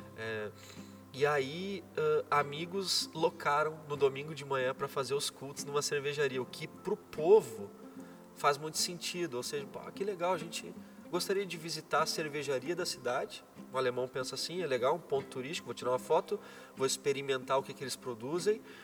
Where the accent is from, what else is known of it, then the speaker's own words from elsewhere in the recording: Brazil; moved away as an adult; also born or lived in Germany; eu sou brasileiro